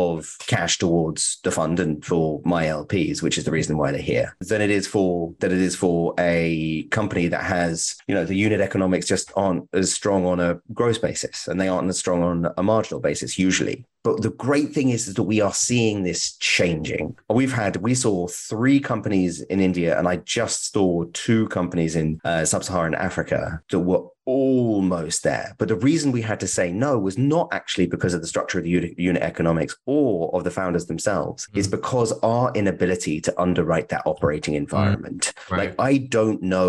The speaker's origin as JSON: {"language": "English", "country": "United Kingdom", "said": "as a British person"}